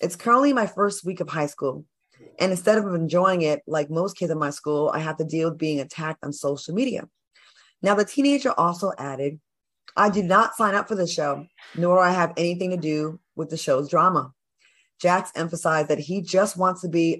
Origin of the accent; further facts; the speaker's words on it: Providence, Rhode Island, United States; moved away; I'm in my hometown. I'm in Rhode Island